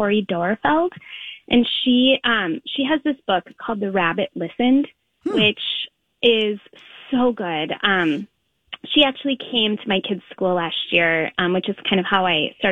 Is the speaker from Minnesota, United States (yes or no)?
yes; St. Paul, Minnesota, United States; also born or lived in Linden Hills, Minneapolis; I grew up in St. Paul and Red Balloon is where my mom would take me when I was a little girl.